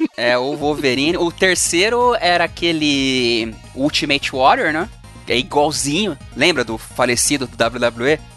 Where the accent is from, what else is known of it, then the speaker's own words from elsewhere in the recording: São Bernardo do Campo, São Paulo, Brazil; eu nasci em São Bernardo